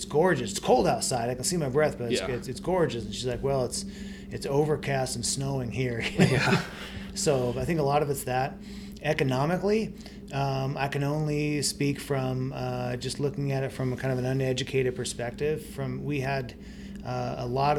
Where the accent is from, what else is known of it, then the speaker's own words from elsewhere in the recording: Tri-Cities, Washington, United States; also born or lived in Spokane, Washington; I'm from Tri-Cities